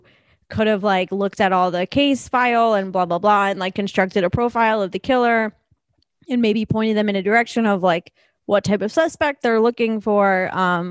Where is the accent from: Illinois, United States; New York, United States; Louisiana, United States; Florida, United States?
New York, United States; North Shore, Long Island; I'm a North Shore bitch through and through.